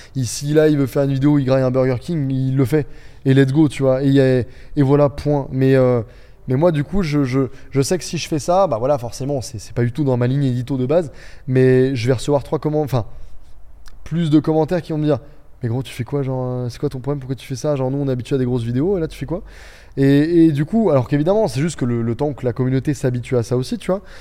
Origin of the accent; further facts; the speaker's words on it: Beaune, Bourgogne-Franche-Comté, France; moved away as an adult; also born or lived in Dijon / Angers; on vient tous de l'Est, mais tous